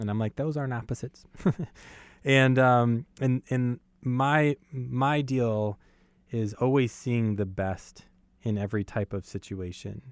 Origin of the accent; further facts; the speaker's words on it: New York City, New York, United States; moved away; I was born in Brooklyn and Brooklyn, New York.